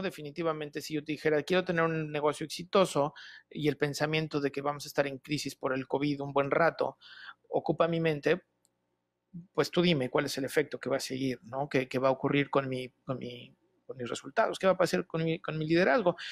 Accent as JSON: {"language": "Spanish", "town": "Toluca", "region": "State of Mexico", "country": "Mexico", "tie": "born or raised there", "said": "soy originario de Toluca"}